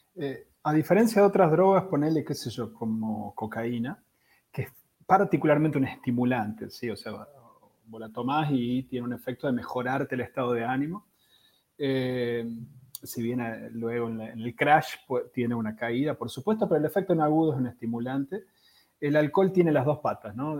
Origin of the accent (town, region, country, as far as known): Argentina